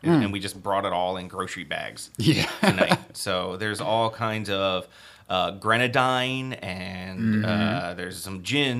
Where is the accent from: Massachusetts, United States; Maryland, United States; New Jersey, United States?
Maryland, United States; Annapolis; now in Salem, United States; But I'm originally from the Annapolis area, and I get excited when you discuss places I know like Dawson's Liquors.